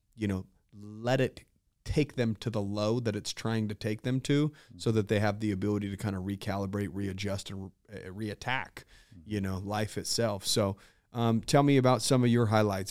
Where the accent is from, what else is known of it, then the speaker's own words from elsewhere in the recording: Utah, United States; I'm from Utah, dude.